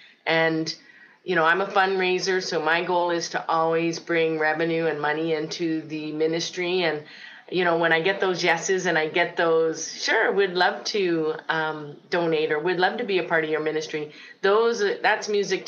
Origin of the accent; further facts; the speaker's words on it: Port Charlotte, Florida, United States; also born or lived in Cleveland, Ohio; now in Winnipeg, California, United States; Well, actually, I started my life journey in Ohio. I was born in Cleveland, Ohio. From there, I moved to Port Charlotte, Florida. And then somehow God brought me up to Winnipeg, Manitoba.